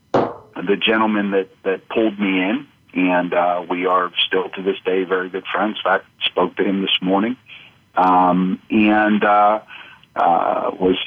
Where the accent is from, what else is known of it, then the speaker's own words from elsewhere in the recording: Pennsylvania, United States; where I grew up, which was the third largest county in Pennsylvania